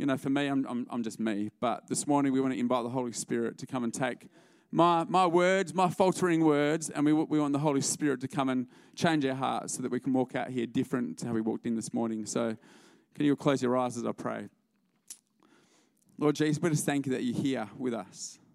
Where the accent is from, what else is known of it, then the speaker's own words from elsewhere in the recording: Albany, Western Australia, Australia; moved away as an adult; now in Melbourne, Australia; We're originally from Albany